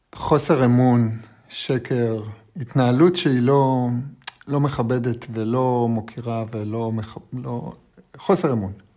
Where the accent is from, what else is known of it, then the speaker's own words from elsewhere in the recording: Holon, Tel Aviv District, Israel; אני גדלתי, את יודעת, בחולון